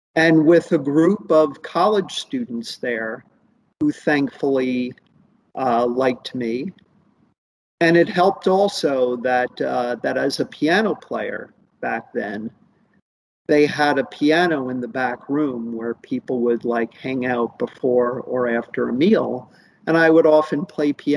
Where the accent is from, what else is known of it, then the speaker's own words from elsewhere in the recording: Princeton, New Jersey, United States; I was growing up in Princeton, New Jersey